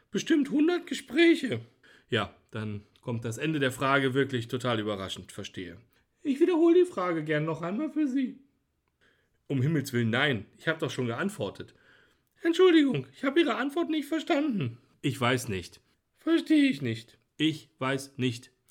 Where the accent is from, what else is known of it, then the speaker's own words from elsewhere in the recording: Bavaria, Germany; Ich bin Franke.